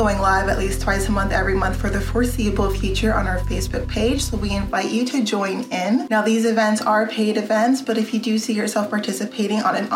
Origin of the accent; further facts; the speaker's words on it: Canada; my interests as a Canadian citizen